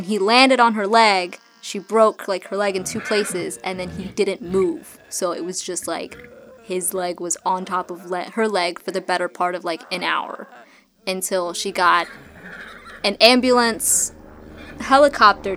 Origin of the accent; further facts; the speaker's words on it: the South, United States; I'm from the South, right? And in the South, there's a lot of farms.